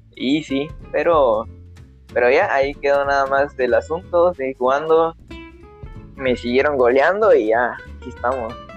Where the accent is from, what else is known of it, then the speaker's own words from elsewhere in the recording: Petén, Guatemala; soy de Petén